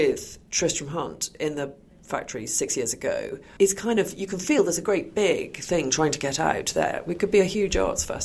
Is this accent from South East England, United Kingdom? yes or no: yes; Oxford, South East England, United Kingdom; I grew up in Oxford in the 70s